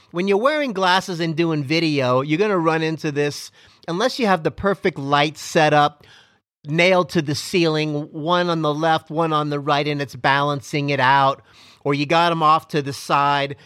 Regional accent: Miami, Florida, United States; I am from Miami, Florida

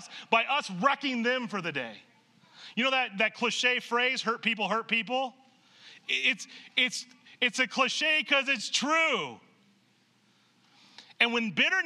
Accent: Nebraska, United States; I grew up in Nebraska

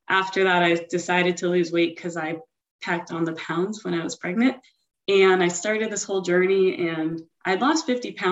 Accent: Broward County, South Florida, United States; I'm 30 years old, and I'm from South Florida in the Broward County area.

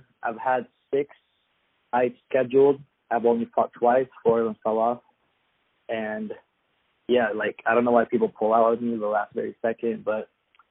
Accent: Afghanistan; also born or lived in Ukraine; now in Boise, United States; Yeah, so currently I live in Boise, Idaho. I do MMA, and I'm originally from Afghanistan. That's where I'm from, and I was born in Ukraine.

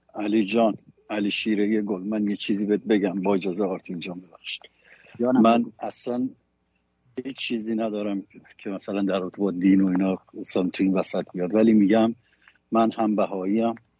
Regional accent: Iran; من یه ایرانیم

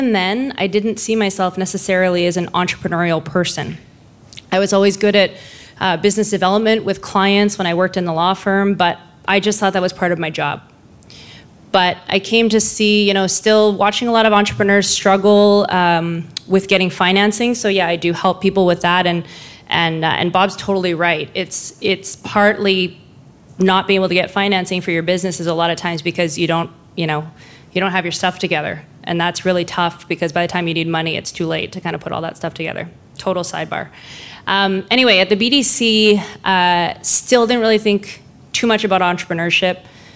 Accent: Lower Mainland, British Columbia, Canada; also born or lived in Vancouver; So I'm born and raised in Lower Mainland. I've lived in Vancouver

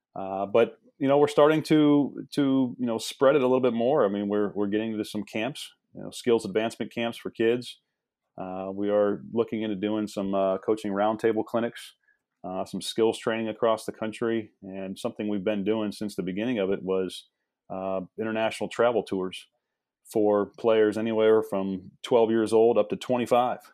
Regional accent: Midwest, United States; moved away as an adult; also born or lived in East Coast; I'm from the Midwest

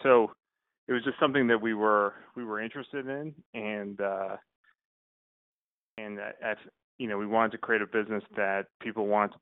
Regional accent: Boston, Massachusetts, United States; also born or lived in New Orleans; I grew up in Boston.

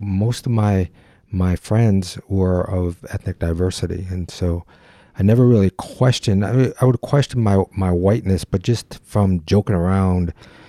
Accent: Detroit, Michigan, United States; I mean, I was born in Detroit, and then we moved a little bit to the outer city limits. But it was still a very diverse culture.

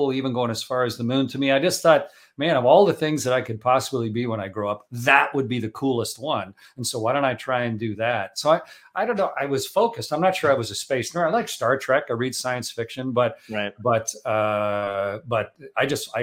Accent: Canada; I'm Canadian

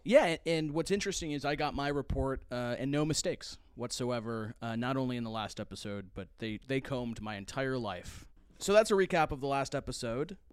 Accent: United Kingdom; now in United States; as a British person coming to the United States

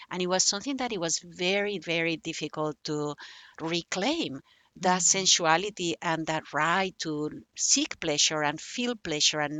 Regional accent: Barcelona, Catalonia, Spain; English is a second language; spain has four languages I was from Barcelona. Barcelona, uh, native language is Catalan, but it was mm-hmm. forbidden. So I couldn't actually even learn Catalan, you know, to write it and to and to read it until I was 19.

